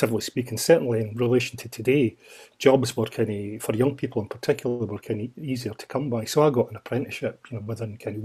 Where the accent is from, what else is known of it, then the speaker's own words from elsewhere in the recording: Edinburgh, Scotland, United Kingdom; I'm from Edinburgh, born and bred in Edinburgh, in the kind of Gorgie Doray area